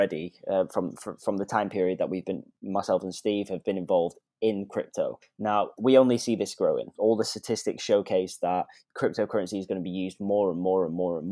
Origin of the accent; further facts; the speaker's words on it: United Kingdom; now in Vietnam; I'm actually British.